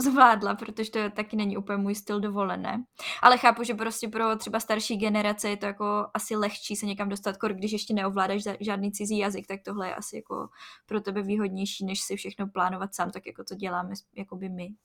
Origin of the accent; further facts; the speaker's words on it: Moravian-Silesian Region, Czechia; u nás v Moravskoslezském kraji